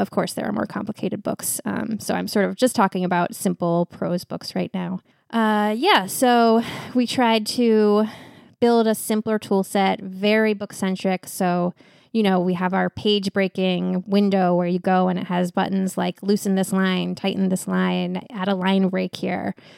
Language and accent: English; West Coast, United States; also born or lived in New York; now in Portland, United States; I was from the West Coast, and also, so I had a bunch of family out here.